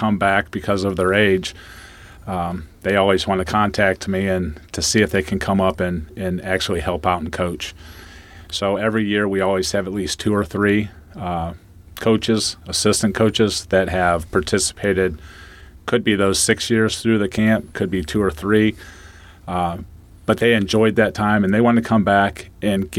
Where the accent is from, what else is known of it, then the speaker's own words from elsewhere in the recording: Mogadore, Ohio, United States; moved away; I come from Mogador